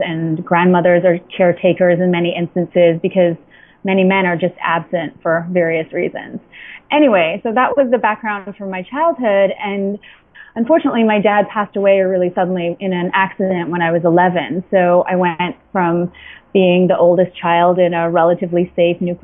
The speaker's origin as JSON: {"language": "English", "country": "Antigua & Barbuda", "tie": "born or raised there", "moved": "yes", "lives_now": "New York, United States", "said": "I was born and raised in Antigua, an island in the Caribbean"}